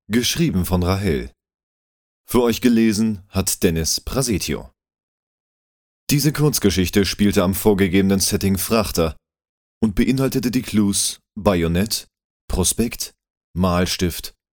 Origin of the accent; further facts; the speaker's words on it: Hamburg, Germany; now in Bühl, Germany; Ich bin gebürtiger Hamburger, lebe aber im wunderschönen Bühl